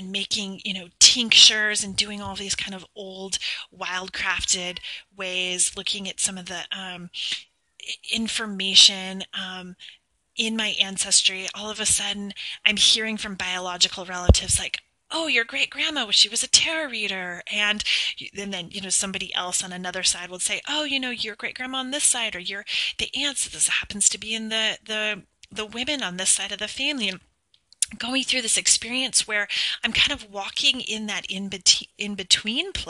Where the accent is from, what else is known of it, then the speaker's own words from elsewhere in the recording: United States; I was born in the United States, and I was adopted domestically